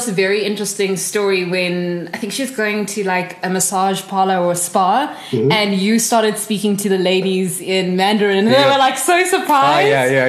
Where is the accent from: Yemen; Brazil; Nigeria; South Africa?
South Africa; growing up in South Africa.